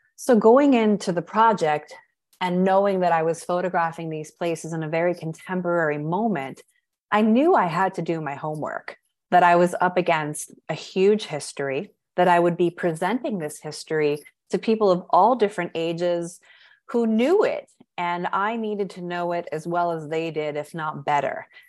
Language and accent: English; Catskills, New York, United States; growing up in the Catskills